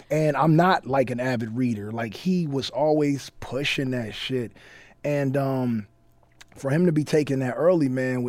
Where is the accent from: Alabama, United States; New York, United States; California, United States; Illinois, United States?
California, United States; Compton; I'm from Compton